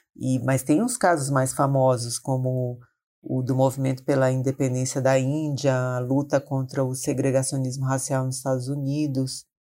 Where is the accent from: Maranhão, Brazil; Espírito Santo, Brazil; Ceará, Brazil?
Maranhão, Brazil; now in São Paulo, Brazil; sou do Maranhão, mas moro em São Paulo há muitos anos